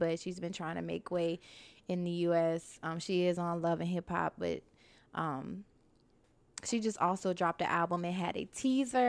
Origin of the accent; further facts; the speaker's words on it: Virginia, United States; I'm from Virginia. I'm a little country